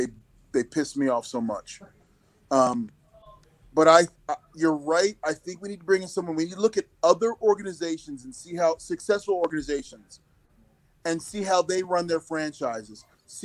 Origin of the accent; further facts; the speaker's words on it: near Philadelphia, Pennsylvania, United States; I grew up near Philadelphia.